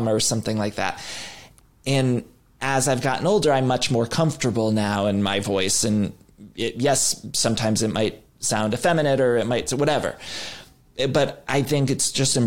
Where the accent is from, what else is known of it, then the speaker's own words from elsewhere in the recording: Ohio, United States; moved away; my family and growing up in Ohio